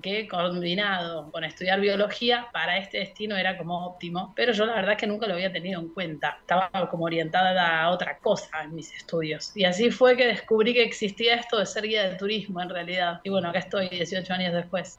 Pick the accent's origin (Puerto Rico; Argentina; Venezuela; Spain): Argentina; Mar del Plata, Buenos Aires Province; moved away as an adult; also born or lived in Puerto Madryn, Chubut; now in Chubut, Argentina; nací en Mar del Plata y fui al colegio alemán toda mi vida